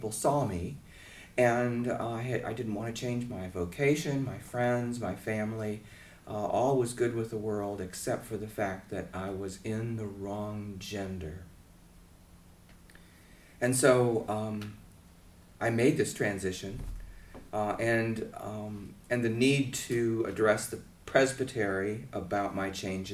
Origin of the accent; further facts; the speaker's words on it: Atlanta, Georgia, United States; I'm from Atlanta, Georgia.